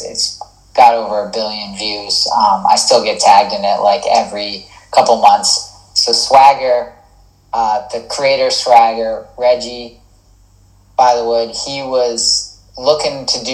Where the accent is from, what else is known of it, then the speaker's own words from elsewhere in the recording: New England, United States; I'm from New England